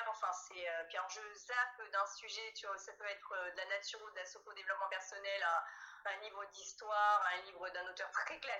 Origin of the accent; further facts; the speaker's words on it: Italy; moi, je suis une latine, hein, je suis une italienne